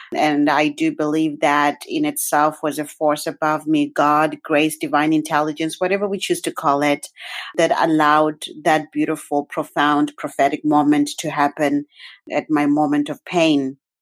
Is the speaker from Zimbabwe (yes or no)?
yes; Zimbabwe; now in Canada; I was born and raised in Zimbabwe